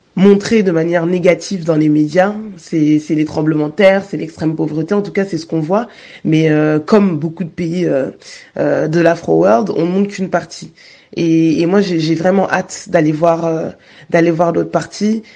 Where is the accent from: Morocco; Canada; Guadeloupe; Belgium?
Guadeloupe; je suis Guadeloupéenne